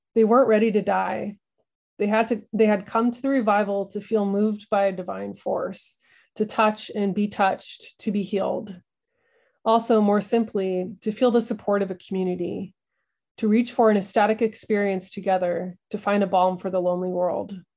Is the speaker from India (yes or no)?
no; the Ozarks, United States; moved away as an adult; Growing up in the Ozarks